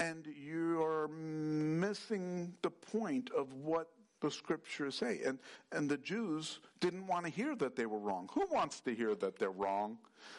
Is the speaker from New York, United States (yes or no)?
yes; New York, United States; I grew up in New York